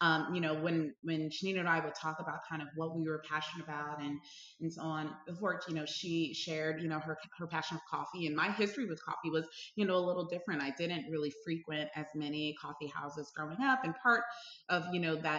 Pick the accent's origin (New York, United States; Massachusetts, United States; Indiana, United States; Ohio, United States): New York, United States; Brooklyn; I grew up in Brooklyn, New York, and went to school in high school in Manhattan.